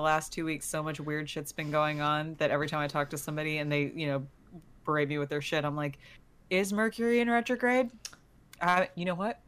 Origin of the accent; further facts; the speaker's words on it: Texas, United States; I'm from Texas